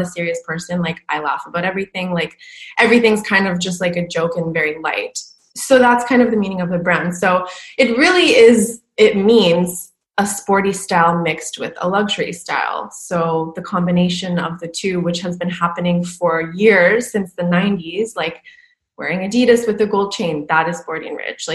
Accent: Canada; moved away as an adult; also born or lived in Vancouver / New York / Los Angeles / Paris; I'm from Canada, but I was in Vancouver.

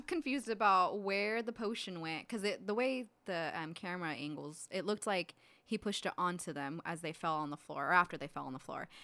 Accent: California, United States; growing up in California

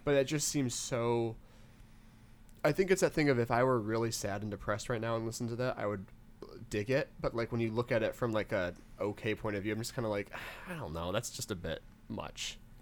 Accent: Western Michigan, United States; growing up in Western Michigan

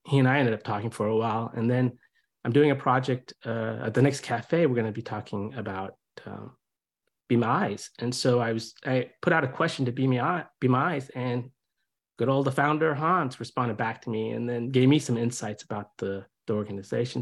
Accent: India; now in United States; I'm originally from India. I came here in '76 while my dad was getting his PhD

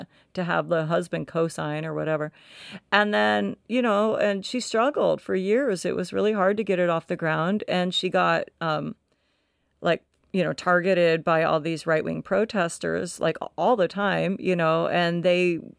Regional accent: Tennessee, United States; born there; Tennessee makes me mad because I was born in Tennessee and I have a lot of family there.

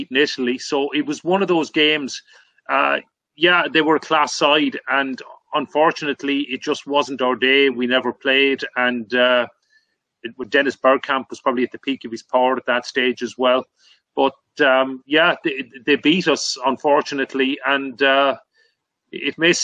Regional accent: Limerick, Munster, Ireland; Limerick, my hometown

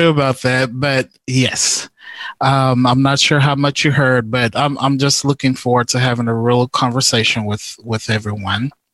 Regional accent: Houston, Texas, United States; I'm originally from from Houston

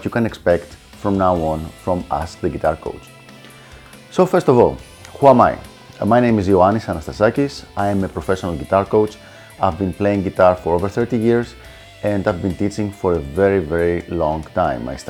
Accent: Greece; accent: Greek; first language Greek; English is a second language; I have this very unique Greek accent

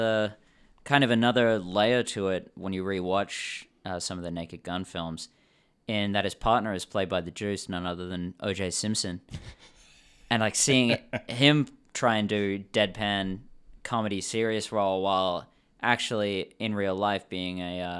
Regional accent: England, United Kingdom; born there; I was born in England, and I care about the Queen's English

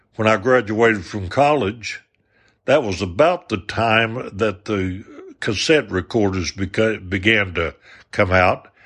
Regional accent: Arkansas, United States; I was from the South, from Arkansas

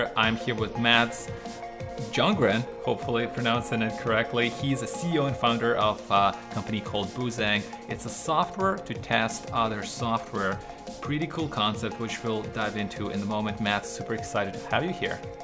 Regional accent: Ukraine; now in Canada; I was not from Canada. I, I, was still living in Ukraine in Eastern Europe

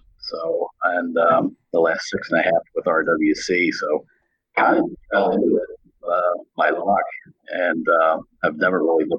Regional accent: just outside of Philadelphia, Pennsylvania, United States; Well, I was born and raised in Pennsylvania, just outside of Philadelphia, and went to college at a small school in Williamsport, Pennsylvania called Lycoming College.

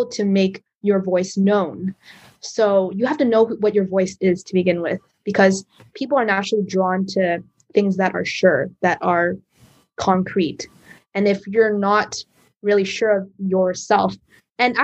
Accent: Canada; I'm a Canadian Chinese girl

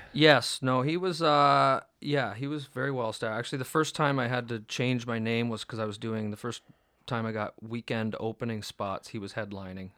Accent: Canada

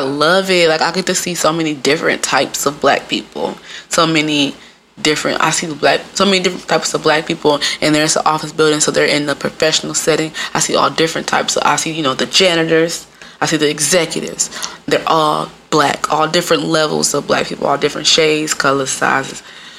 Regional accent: Midwest, United States; moved away; I'm from the Midwest. Apparently, I got an accent.

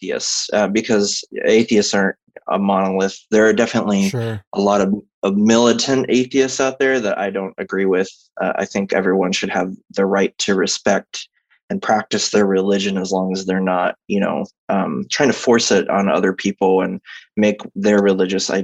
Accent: Texas, United States; I was raised as a Southern Baptist. So I'm from Texas

